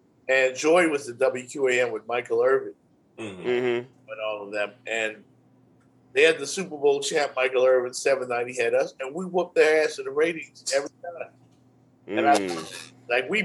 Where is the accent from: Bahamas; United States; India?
Bahamas; moved away; Growing up in the Bahamas, man, where I'm originally from